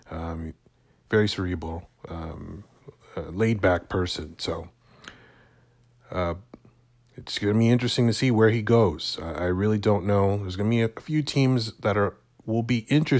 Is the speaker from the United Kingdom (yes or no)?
no; Canada; In Canada, in my hometown